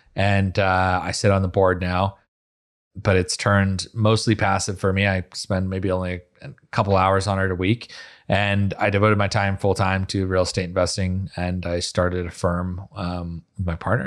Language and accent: English; Utah, United States; now in Miami, United States; I'm from Utah. I'm like a twelfth generation Uton or something